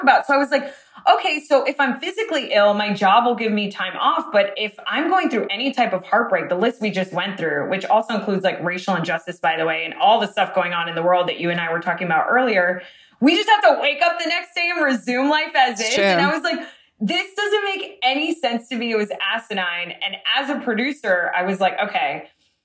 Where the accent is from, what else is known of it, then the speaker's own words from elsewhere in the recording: Boca Raton, Florida, United States; now in Los Angeles, United States; I'm from Boca Raton, which is like predominantly Jewish